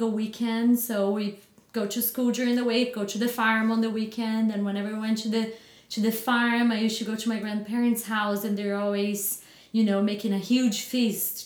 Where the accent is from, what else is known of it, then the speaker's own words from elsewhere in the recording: Batatais, São Paulo, Brazil; now in Chandler, United States; Born and raised in a little town called Batatais